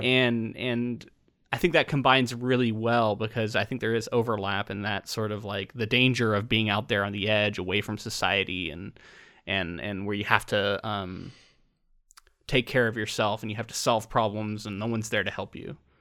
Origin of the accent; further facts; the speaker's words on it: Space Coast of Florida, United States; growing up on the Space Coast of Florida